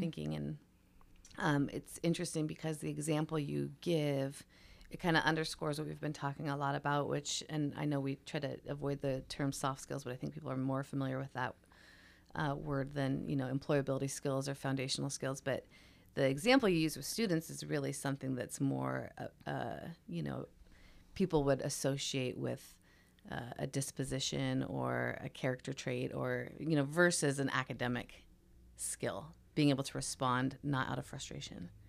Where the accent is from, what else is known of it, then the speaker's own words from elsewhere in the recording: Washington, United States; moved away; also born or lived in Oregon; I grew up in Washington State